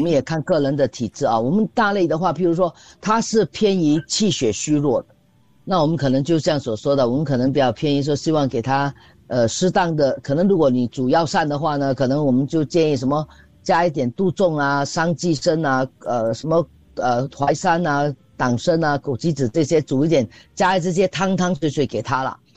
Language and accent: Chinese; Singapore; 我们新加坡人嘛